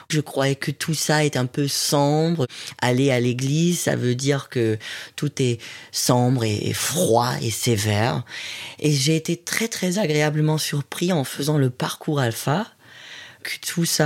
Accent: Hamburg, Germany; French is a second language; moved away as an adult; now in Marseille, France; Je viens de la ville de Hambourg

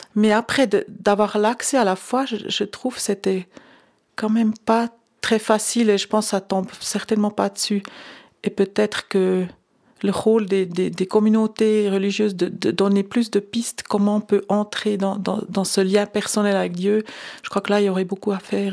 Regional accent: Lucerne, Switzerland; j'ai grandi à Lucerne, c'était donc catholique romain

